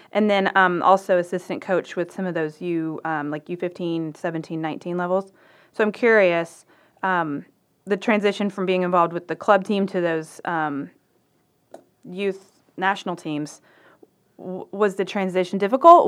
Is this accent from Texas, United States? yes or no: yes; Waco, Texas, United States; also born or lived in Dallas area, Texas; I'm from Waco